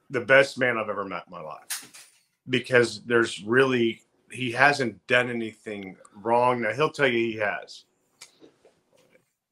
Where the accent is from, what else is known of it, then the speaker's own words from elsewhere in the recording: Oklahoma City, Oklahoma, United States; we grew up in Oklahoma City together, a little small town there.